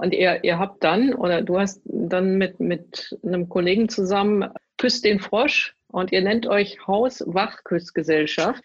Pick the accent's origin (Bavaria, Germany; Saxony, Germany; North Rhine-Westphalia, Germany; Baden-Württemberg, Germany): North Rhine-Westphalia, Germany; Duisburg; Also ich bin in Rheinhausen ja geboren, nicht in, ja. in Duisburg